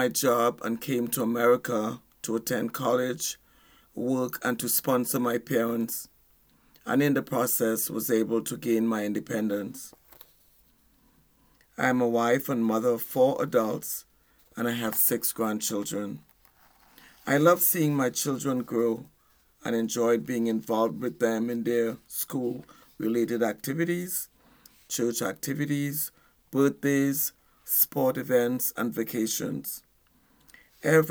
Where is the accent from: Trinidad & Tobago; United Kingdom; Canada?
Trinidad & Tobago; moved away as an adult; now in United States; I'm originally from Trinidad and Tobago, an island in the Caribbean